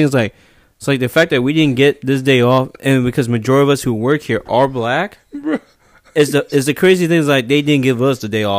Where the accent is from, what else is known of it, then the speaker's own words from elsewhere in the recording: Hawaii, United States; I'm from Hawaii.